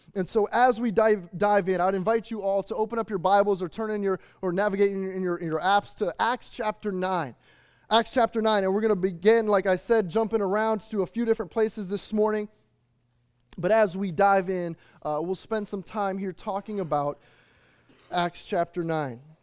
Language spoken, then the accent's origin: English; Chicago, Illinois, United States; moved away; growing up in the Midwest outside of the Chicagoland or in the Chicagoland area